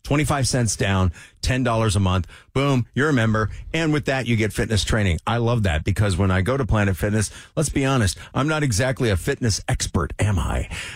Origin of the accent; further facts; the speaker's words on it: Sault Ste. Marie, Michigan, United States; moved away; My hometown, Sault Ste. Marie.